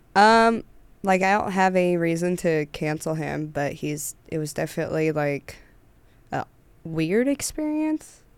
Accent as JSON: {"language": "English", "area": "Humboldt County", "region": "California", "country": "United States", "tie": "born or raised there", "also_born_or_lived": "Napa / San Francisco", "moved": "as an adult", "said": "Humboldt County, California"}